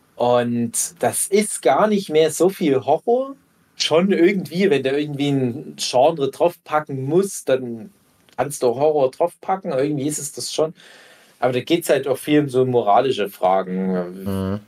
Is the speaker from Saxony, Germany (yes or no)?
yes; Erzgebirge, Saxony, Germany; bei uns im Erzgebirge